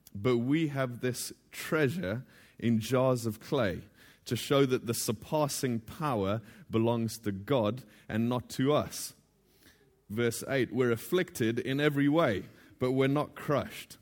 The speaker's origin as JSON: {"language": "English", "country": "Botswana", "moved": "yes", "lives_now": "The Hague, Netherlands", "said": "I'm originally from Botswana, but I'm now living in The Hague with my family."}